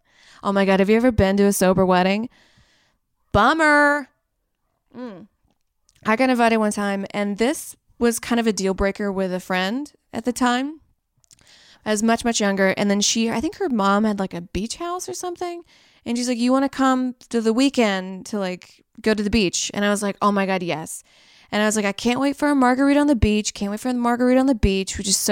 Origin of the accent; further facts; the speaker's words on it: Saudi Arabia; born there; I was born in Saudi Arabia, so I was around camels, you know.